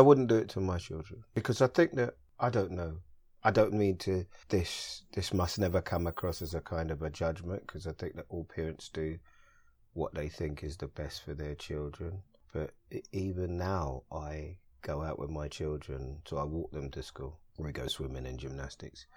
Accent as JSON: {"language": "English", "region": "London", "country": "United Kingdom", "tie": "born or raised there", "said": "I'm a Londoner, born and bred. I live here, I work here"}